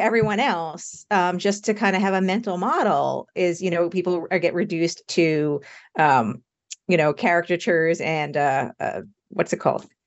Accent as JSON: {"language": "English", "country": "United States", "said": "I'm American"}